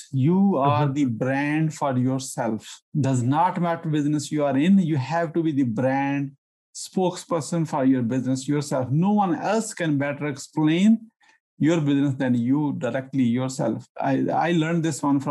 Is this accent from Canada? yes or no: no; Pakistan; now in United States; I'm originally from Pakistan